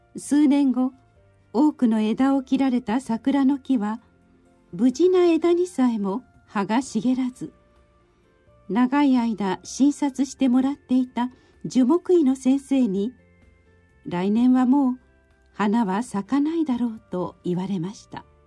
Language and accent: Japanese; Osaka, Japan; 私の生まれ育ったお寺